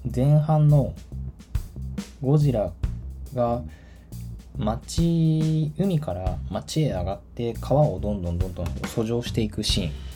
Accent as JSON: {"language": "Japanese", "town": "Tachikawa", "region": "Tokyo", "country": "Japan", "tie": "born or raised there", "moved": "yes", "said": "立川市っていうのが私の地元なんですけど"}